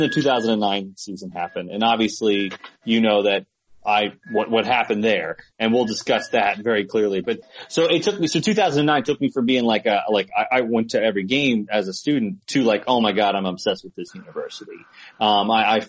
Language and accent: English; Cincinnati, Ohio, United States; also born or lived in Indiana; I grew up here in Cincinnati. I was born in Indiana